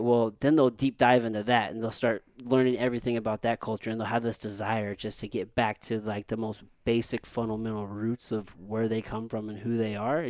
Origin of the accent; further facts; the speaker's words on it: Potosi, Missouri, United States; also born or lived in San Antonio; now in St. Louis, United States; I'm mixed race, like, I'm black and I'm white. However, I was mostly raised, like, I'm from Missouri, like, backwoods, like, a very small rural town, Potosi, like, where I grew up. Very few black people, mostly white people